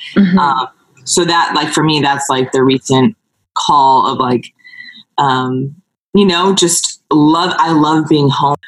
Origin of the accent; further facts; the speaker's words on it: California, United States; I'm from California